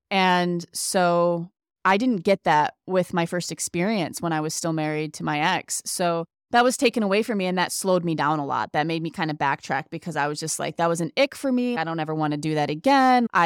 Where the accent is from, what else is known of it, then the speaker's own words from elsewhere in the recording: Ohio, United States; also born or lived in Indiana; I do know as soon as we moved from Indiana to Ohio, I started feeling more like a kid, more like myself, and kind of got away.